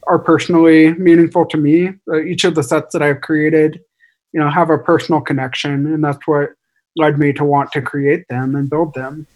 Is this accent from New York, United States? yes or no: no; Seattle, Washington, United States; my wife is from Japan and her family all lives in Japan and we're from Seattle